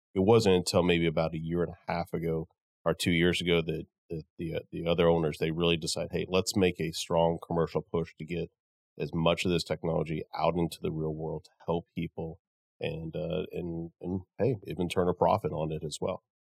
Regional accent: Midland, United States; I'm from Midland

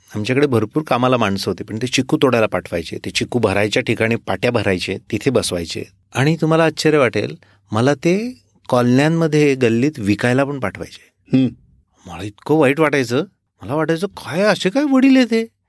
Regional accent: Erandol, Maharashtra, India; माझं मूळ गाव एरंडोल जळगाव जिल्ह्यातलं

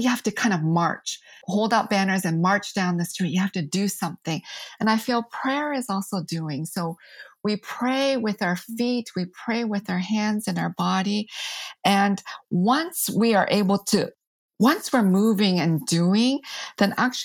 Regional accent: United States; I'm Asian American

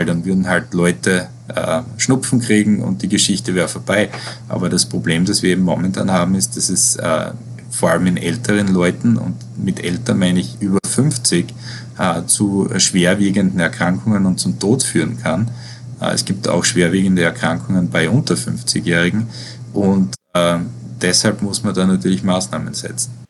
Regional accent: Styria, Austria; moved away as an adult; also born or lived in Vienna, Austria; now in New York, United States; Ich komme aus, ich komme aus der Steiermark.

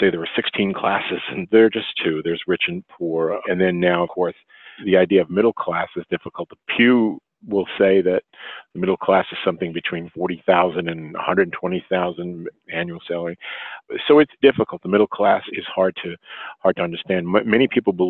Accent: New York City, New York, United States; I grew up working class in Brooklyn.

